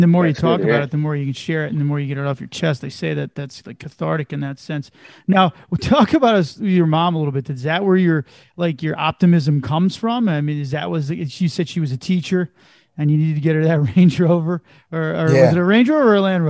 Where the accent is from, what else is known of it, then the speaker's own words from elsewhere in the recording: New Jersey, United States; I'm from Jersey.